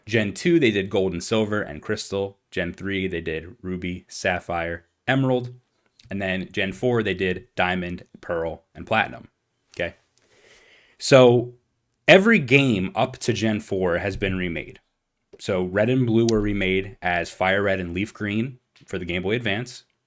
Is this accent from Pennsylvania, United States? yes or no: yes; Philadelphia, Pennsylvania, United States; we're from Philadelphia